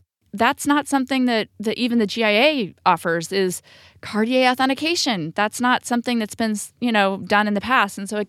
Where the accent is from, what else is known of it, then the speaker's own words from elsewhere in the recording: California, United States; now in New York City, United States; we're like from California and everything is so easy and close.